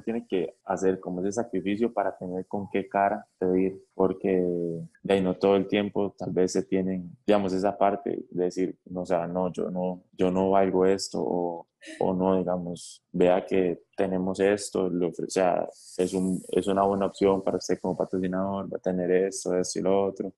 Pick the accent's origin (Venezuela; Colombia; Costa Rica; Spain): Costa Rica; nosotros como ticos